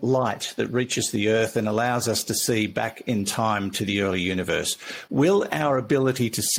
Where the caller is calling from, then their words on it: Chichester, South East England, United Kingdom; I'm writing from Chichester, which is on the south coast of England